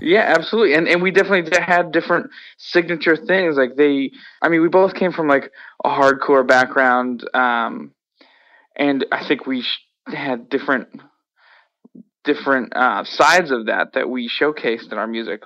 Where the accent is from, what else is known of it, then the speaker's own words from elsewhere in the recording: Worcester, Massachusetts, United States; I personally loved growing up in Worcester.